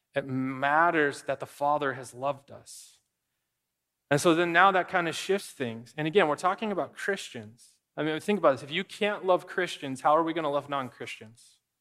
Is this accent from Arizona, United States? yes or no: yes; Arizona, United States; moved away; I grew up in Arizona